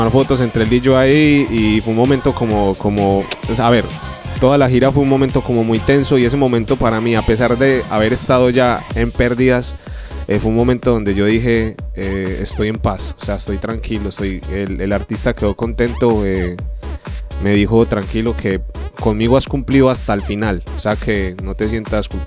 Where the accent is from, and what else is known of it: Colombia; now in Spain